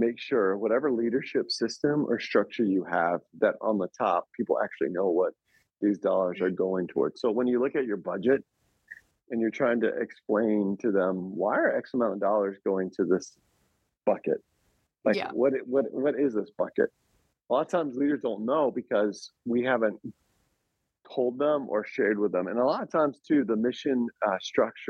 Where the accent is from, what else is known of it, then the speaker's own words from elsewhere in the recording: Smyrna, Georgia, United States; moved away as an adult; also born or lived in Atlanta, Georgia; now in Lehigh Valley, United States; Smyrna First Baptist Church, Smyrna, Georgia, my hometown